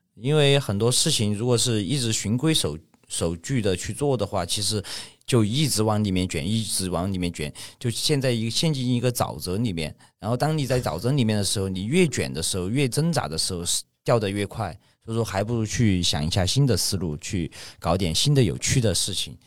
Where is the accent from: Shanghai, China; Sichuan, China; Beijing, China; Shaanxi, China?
Sichuan, China; Ya'an; also born or lived in Chengdu; 我老家是那个四川雅安